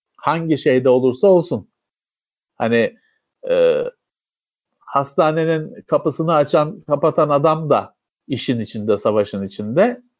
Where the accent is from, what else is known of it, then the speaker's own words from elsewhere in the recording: Istanbul, Turkey; benim memleketim Bakırköy'de çok yaygındır